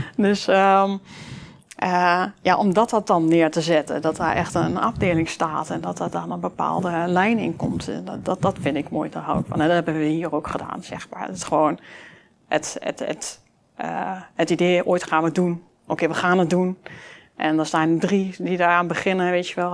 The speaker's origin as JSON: {"language": "Dutch", "town": "Enschede", "region": "Overijssel", "country": "Netherlands", "tie": "born or raised there", "said": "Uit Glanenbrug, grotendeels uit Glanenbrug, eh, in Glanenbrug gewoond. Um, ja, dat is wel een beetje waar ik vandaan kom"}